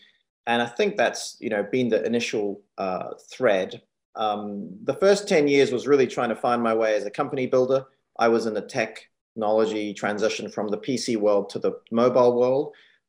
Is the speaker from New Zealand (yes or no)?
yes; New Zealand; also born or lived in Hong Kong / United States; And, you know, I moved from Hong Kong as a teenager. So growing up in New Zealand and being born in Hong Kong, it's very interesting